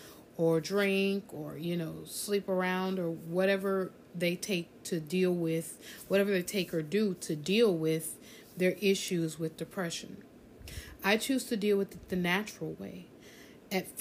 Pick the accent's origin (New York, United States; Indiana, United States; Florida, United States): Florida, United States; South; I grew up in South Florida